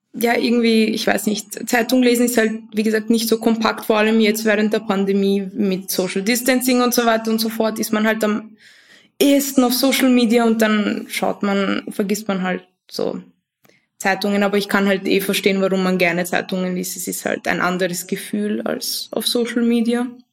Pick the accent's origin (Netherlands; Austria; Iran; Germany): Austria; Vienna; ich komme aus Wien. Ähm, ich bin auch hier geboren, meine Eltern nicht.